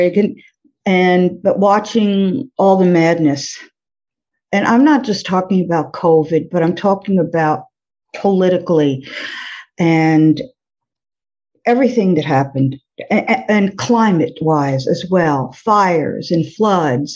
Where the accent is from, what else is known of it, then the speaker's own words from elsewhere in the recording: New York, United States; moved away as an adult; also born or lived in Florida; now in New Orleans, United States; grew up in New York.